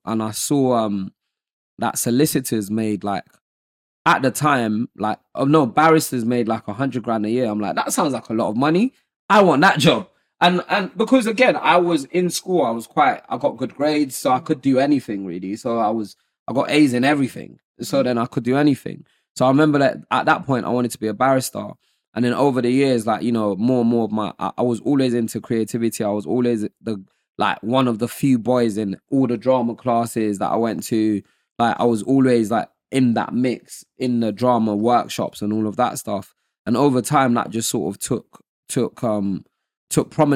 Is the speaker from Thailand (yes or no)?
no; Nigeria; also born or lived in Lagos, Nigeria / Modakeke, Osun, Nigeria; now in United Kingdom; growing up, I grew up in Nigeria. I was born there. I was born in Lagos